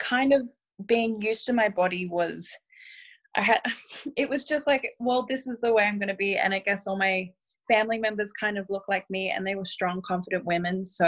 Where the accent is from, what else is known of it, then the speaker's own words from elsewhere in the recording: Australia; Where I grew up as well in Australia